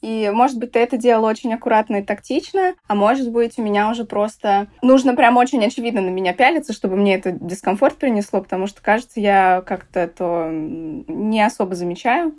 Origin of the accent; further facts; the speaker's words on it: Saratov, Saratov Oblast, Russia; я из Саратова